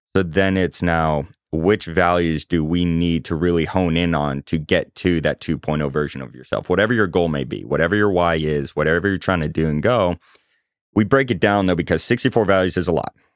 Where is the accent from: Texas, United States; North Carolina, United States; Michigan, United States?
North Carolina, United States; Chapel Hill; moved away as an adult; also born or lived in Omaha, Nebraska; now in Charlotte, United States; I grew up in Chapel Hill, North Carolina.